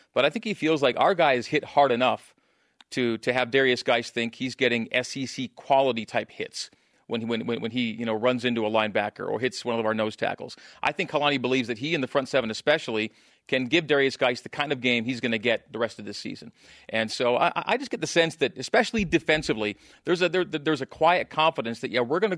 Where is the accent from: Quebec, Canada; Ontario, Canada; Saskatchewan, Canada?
Saskatchewan, Canada; also born or lived in Alberta; I grew up in Saskatchewan and Alberta. Those are my two home provinces.